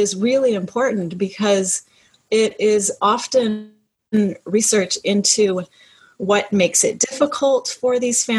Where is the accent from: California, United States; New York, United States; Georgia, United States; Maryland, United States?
California, United States; moved away as an adult; The where are you from question, I usually answer with California. That's where I grew up